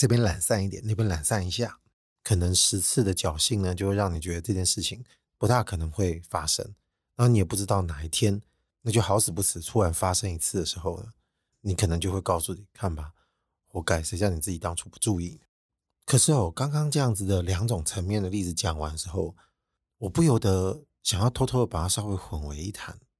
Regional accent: Taiwan; 我们台湾人平时这种马虎的坏习惯，大致差不多就可以的做事态度

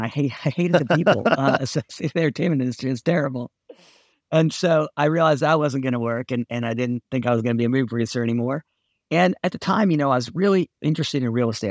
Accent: Southern California, United States; I grew up in Southern California

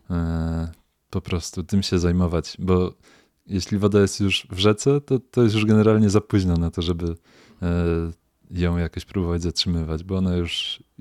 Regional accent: Poland; nad Sanem się wychowałem, San znam no dobrze

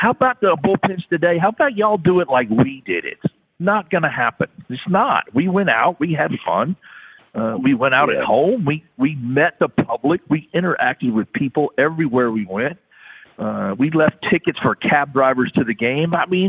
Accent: Houston, Texas, United States; also born or lived in Louisiana / San Antonio; I grew up in Houston. I was born in Louisiana.

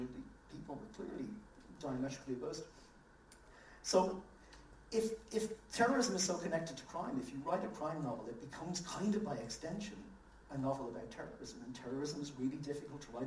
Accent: Ireland; Ireland, when I was growing up in the 80s, was a grim place to grow up

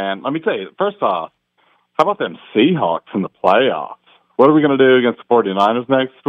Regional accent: Marietta, Georgia, United States; Oh, I'm from Georgia. I'm from Marietta, Georgia.

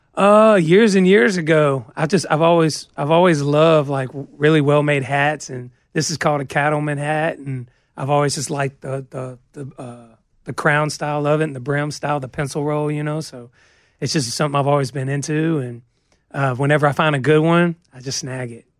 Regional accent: Georgia, United States; moved away; we're coming from Georgia, pine trees are just everywhere, so it makes me think of home

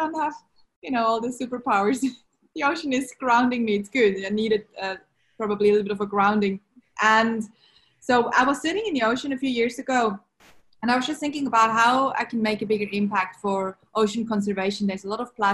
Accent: Switzerland; English is a second language; moved away as an adult; now in Sydney, Australia; growing up in Switzerland, I didn't have ocean.

